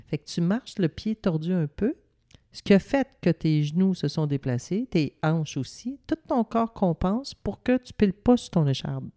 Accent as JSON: {"language": "French", "town": "Ville-Marie", "region": "Quebec", "country": "Canada", "tie": "born or raised there", "also_born_or_lived": "Sainte-Adèle", "said": "à Ville-Marie dans mon village natal"}